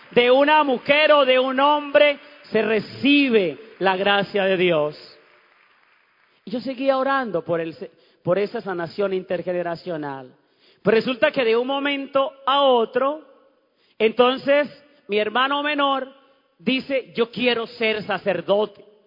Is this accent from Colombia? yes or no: yes; Ocaña, Norte de Santander, Colombia; moved away; cuando fui a mi pueblo, allá en Ocaña, en Santander